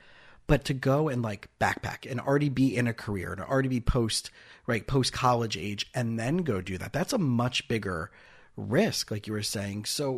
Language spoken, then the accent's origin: English; South Florida, United States; also born or lived in Israel; I grew up in South Florida, and after high school, I spent 2 years in Israel